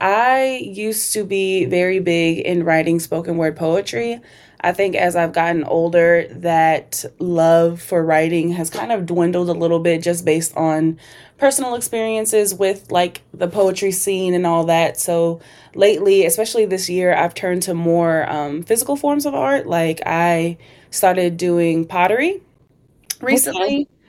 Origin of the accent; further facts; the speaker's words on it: Minnesota, United States; But okay. I grew up in Minnesota.